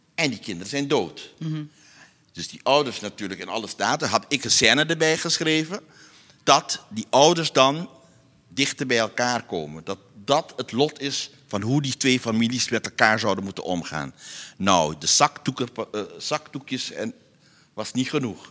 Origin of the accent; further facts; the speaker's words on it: Curaçao; moved away as an adult; now in Amsterdam, Netherlands; ik ben geboren op Curaçao